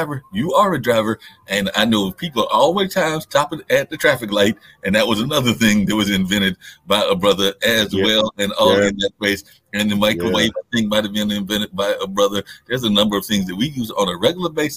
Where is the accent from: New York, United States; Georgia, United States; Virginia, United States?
Virginia, United States; Warrenton; in my hometown of Warrenton and other places around Virginia